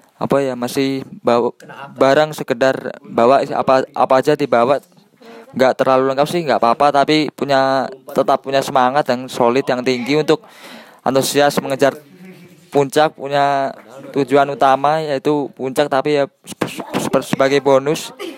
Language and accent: Indonesian; Ngawi, East Java, Indonesia; also born or lived in Semarang; asal Ngawi, kuliah di Semarang